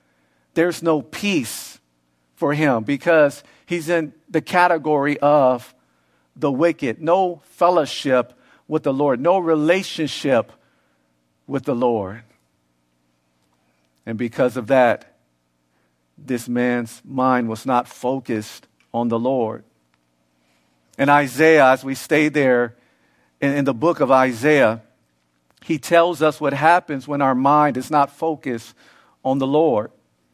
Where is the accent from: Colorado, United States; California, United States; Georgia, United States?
California, United States; Los Angeles; especially where I grew up in South Central LA, you have the youth who were in a dysfunctional household